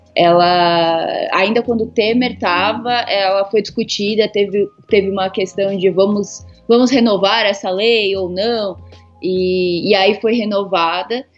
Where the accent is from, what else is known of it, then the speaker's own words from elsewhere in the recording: São Paulo, Brazil; eu sou aqui de São Paulo mesmo, né? É, originária da Zona Leste, hoje em dia eu moro no centro.